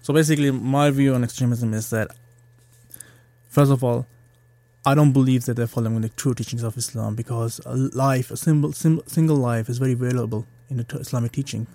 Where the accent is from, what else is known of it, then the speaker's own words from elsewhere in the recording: Germany; moved away as an adult; now in Liverpool, United Kingdom; I grew up in Germany. I was born there.